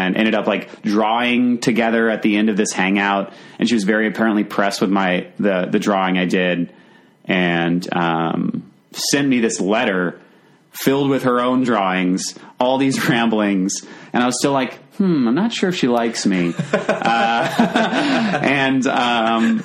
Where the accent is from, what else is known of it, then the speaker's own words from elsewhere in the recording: Virginia Beach, Virginia, United States; also born or lived in Richmond; I grew up in Virginia Beach